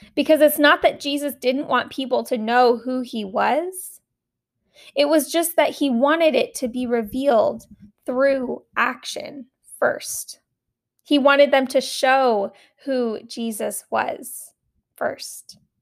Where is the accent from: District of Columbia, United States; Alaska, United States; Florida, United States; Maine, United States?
Alaska, United States; the camp that I grew up at in Alaska